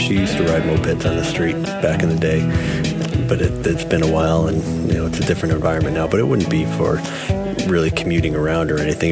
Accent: Springfield, United States; I was born in Springfield.

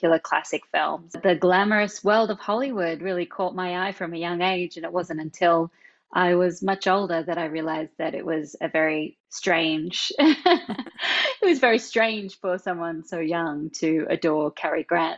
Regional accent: Australia; moved away; you can probably tell from this accent that I'm not from America. I was born in Australia

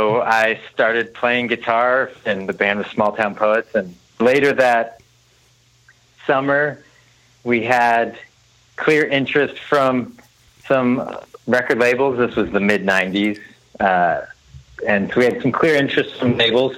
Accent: San Diego, California, United States; moved away as an adult; also born or lived in Nashville; I grew up in San Diego, but wanted to pursue music and went to Nashville to college

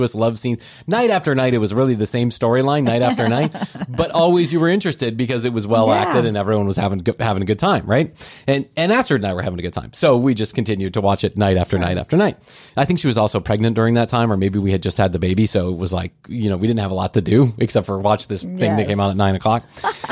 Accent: United States; as an American

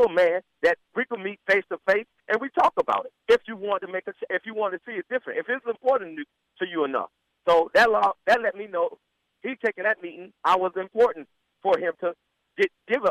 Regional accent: Florida, United States; I'm from Florida

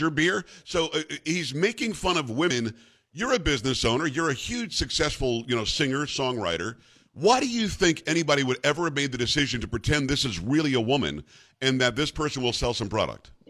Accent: Palm Beach County, South Florida, United States; moved away as an adult; now in Texas, United States; I grew up in the Palm Beach County area

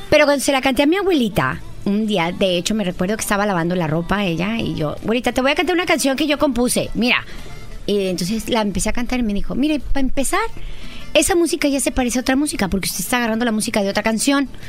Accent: northern Mexico, Mexico; soy de norteña

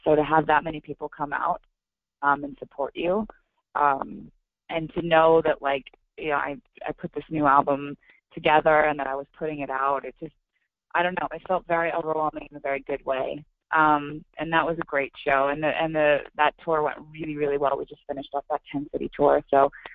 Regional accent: Oregon, United States; I'm playing tonight in my hometown uh, in Oregon

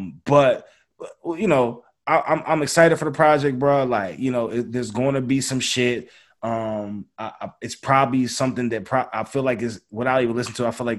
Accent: Philadelphia, Pennsylvania, United States; I'm from Philly, dog. Like, I'm older.

